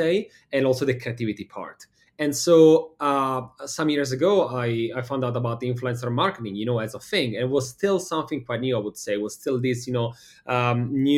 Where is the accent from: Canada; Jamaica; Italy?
Italy; Milan, Lombardy; English is a second language; moved away as an adult; also born or lived in Copenhagen, Denmark; now in United States; from Milano, Italy, as you can easily understand from the accent. And I moved to the States now, what is it, like maybe 6 years ago